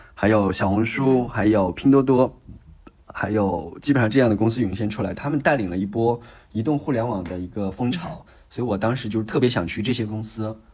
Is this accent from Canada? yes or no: no; Baoji, Shaanxi, China; moved away; 我是陕西的，然后我所在的那个城市呢，叫做宝鸡市